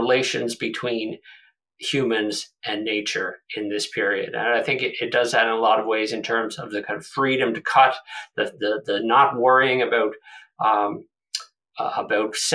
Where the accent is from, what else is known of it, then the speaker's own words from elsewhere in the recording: Prince Edward Island, Canada; I'm a Maritimer myself. I'm from Prince Edward Island.